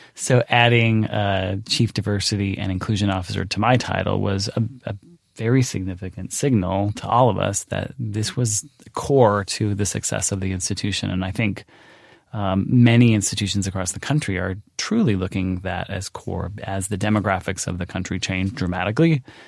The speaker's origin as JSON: {"language": "English", "region": "Pacific Northwest", "country": "United States", "tie": "born or raised there", "moved": "yes", "said": "I grew up in the Pacific Northwest."}